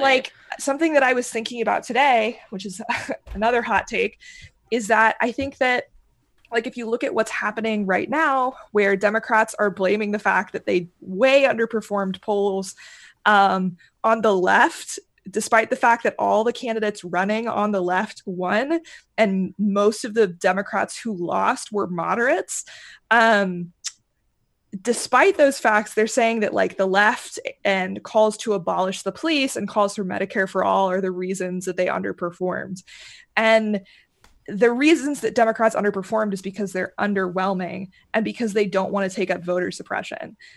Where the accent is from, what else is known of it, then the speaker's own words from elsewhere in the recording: Kentucky, United States; moved away; I'm originally from Kentucky.